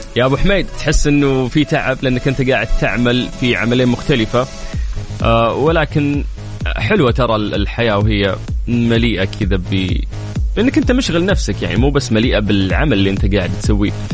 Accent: Saudi Arabia; عندنا في المملكة العربية السعودية

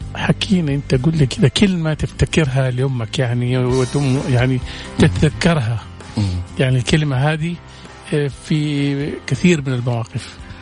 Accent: Saudi Arabia; احنا عندنا في السعوديه

